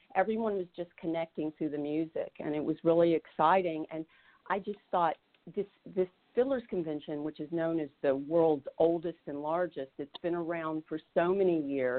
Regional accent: the Appalachian Mountains, United States; moved away; Vicki and I grew up in the Appalachian Mountains

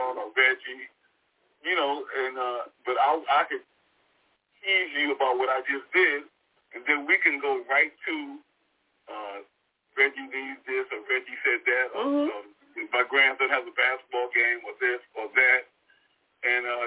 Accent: New York City, New York, United States; I grew up in Brooklyn, Brownsville

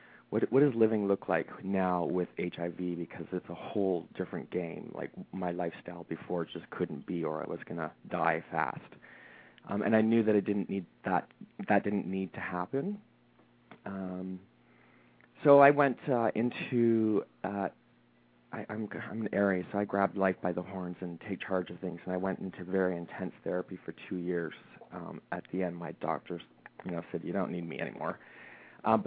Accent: London, Ontario, Canada; moved away as an adult; now in Toronto, Canada; I grew up in a smaller town in Canada. So we're both from Canada. We both live in Toronto. A smaller town by the name of London, Ontario.

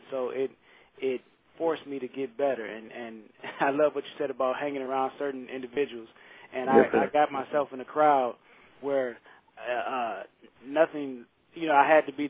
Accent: Saginaw, Michigan, United States; now in Nashville, United States; I come from Saginaw, Michigan, and it's a really a small town, an impoverished city, and I kind of struggled along, not living my dream, just kind of being like everyone else, and going through the ups and downs of life, and then I moved here to Nashville, Tennessee, where I currently reside.

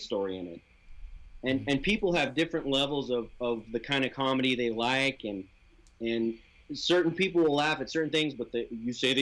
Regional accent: southeast Idaho, United States; I grew up in I call it Mormonville, USA. it's southeast Idaho, and it's land of the Mormons.

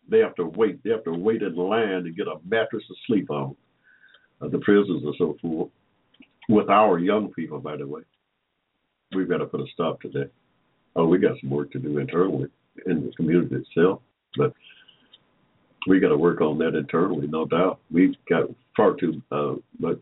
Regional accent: Henry County, Georgia, United States; also born or lived in Atlanta, Georgia; We was born here in Georgia in 1945. Without, I like to say, in Henry County, Georgia, y'all, right in the middle of a cotton field.

